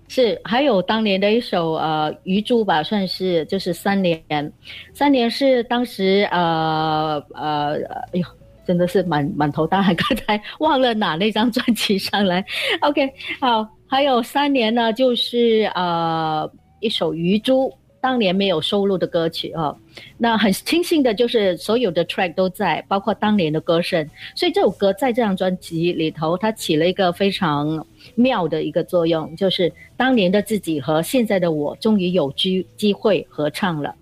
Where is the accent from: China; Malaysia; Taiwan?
Malaysia; Bentong, Pahang; 我在文东的一个小民居哦，小民宿，就是叫牛背小居的